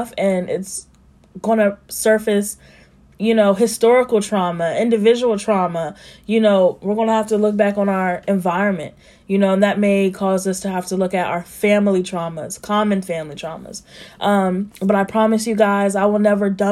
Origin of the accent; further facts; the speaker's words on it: Columbus, Ohio, United States; I grew up in Columbus, Ohio, and on the west side